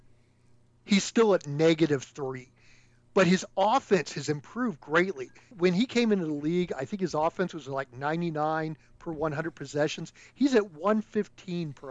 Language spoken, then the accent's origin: English; Sacramento, California, United States; the Sacramento Kings, my hometown